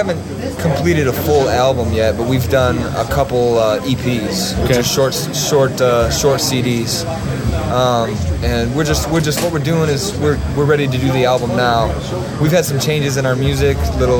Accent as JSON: {"language": "English", "town": "Woodhaven", "region": "Michigan", "country": "United States", "tie": "born or raised there", "said": "Yeah, I grew up in Woodhaven."}